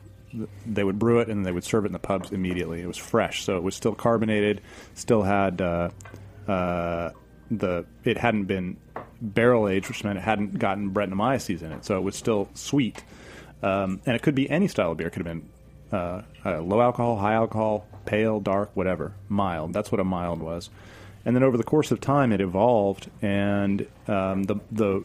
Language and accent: English; United States; I'm an American